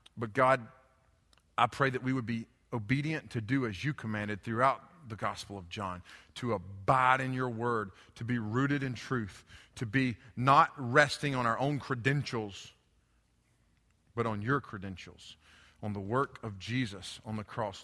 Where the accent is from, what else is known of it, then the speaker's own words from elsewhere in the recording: United States; I grew up in Haywood County